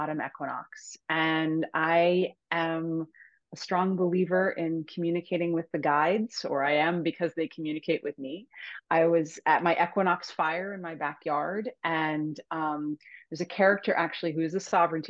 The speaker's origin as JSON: {"language": "English", "area": "Cape Cod", "region": "Massachusetts", "country": "United States", "moved": "yes", "lives_now": "Hudson Valley, New York, United States", "said": "Cape Cod, Massachusetts, where I'm from originally"}